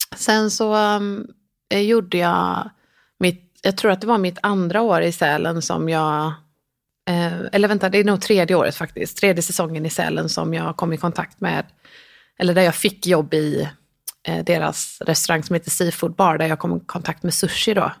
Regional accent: Gothenburg, Västra Götaland, Sweden; jag är uppvuxen i Göteborg mm. i en liten närort som heter Pixbo

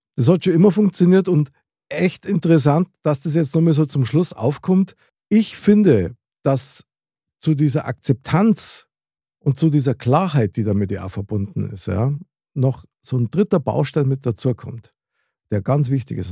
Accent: Munich, Bavaria, Germany; accent: Bavarian / Munich dialect; ich spreche ja wirklich sehr gern Mundart, also das heißt Bayerisch oder das Münchnerische halt.

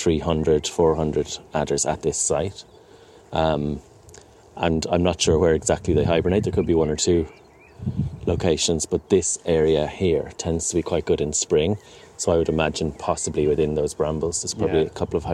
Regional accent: Ireland; now in United Kingdom; I was like a reptile and amphibian nerd growing up in Ireland, where we don't have many reptiles or amphibians. So when I moved over here

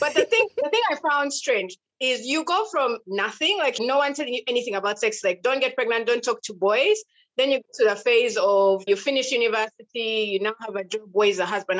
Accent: Western Region, Uganda; I'm from Uganda, and I'm from a tribe called Abattoirs, Western Uganda

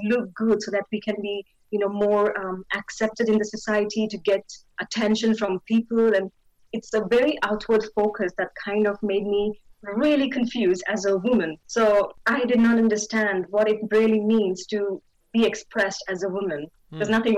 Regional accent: India; moved away as an adult; now in London, United Kingdom; I was born and raised in India and born in a Christian family, raised there.

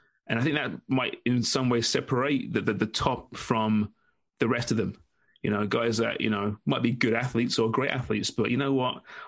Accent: England, United Kingdom; now in Canada; I'm English, after all.

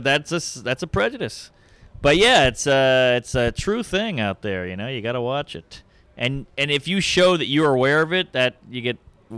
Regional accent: the South, United States; Oh, yeah. I'm from the South. It was way more integrated down there than it is up here.

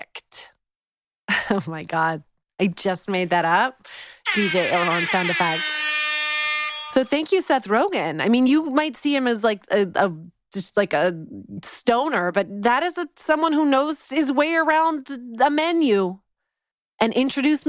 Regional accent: Vancouver, British Columbia, Canada; born or raised there; moved away as an adult; now in Los Angeles, United States

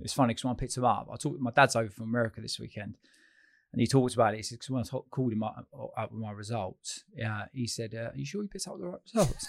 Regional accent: Chalfont St Giles, South East England, United Kingdom; I grew up in a little village called Chalfont Saint Giles, which is junction, near junction two on the M forty, Beaconsfield

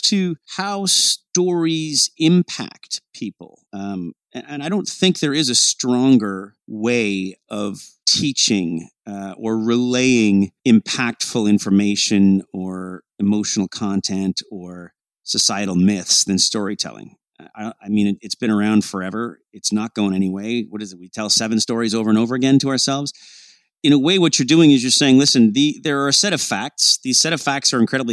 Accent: Canada; Canadians, you know, we are

